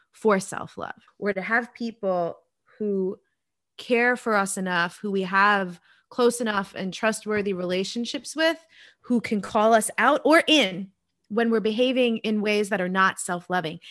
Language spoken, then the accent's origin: English; New York, United States; I'm originally from New York